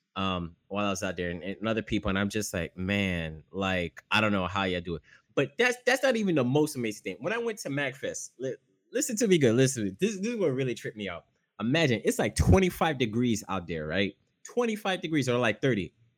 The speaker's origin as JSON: {"language": "English", "area": "the South", "region": "Florida", "country": "United States", "also_born_or_lived": "Haiti", "said": "I'm from the South and I'm Haitian"}